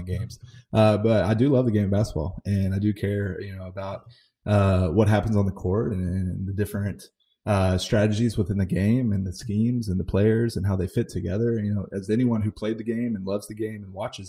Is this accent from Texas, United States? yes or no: yes; Dallas, Texas, United States; now in Houston, United States; growing up in the Dallas area